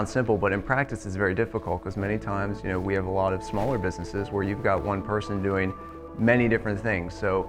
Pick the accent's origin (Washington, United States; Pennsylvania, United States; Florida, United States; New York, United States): Pennsylvania, United States; York County; I grew up in York County. I went to Dallastown and made my way over to Shippensburg